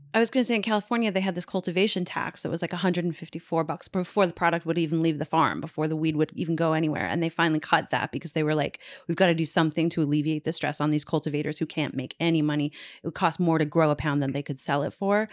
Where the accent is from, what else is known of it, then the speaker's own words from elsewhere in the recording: Newfoundland and Labrador, Canada; moved away; growing up in Newfoundland